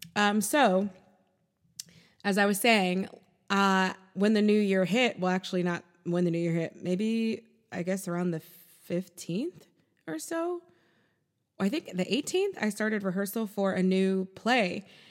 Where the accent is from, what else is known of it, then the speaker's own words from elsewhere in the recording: United States; I'm American.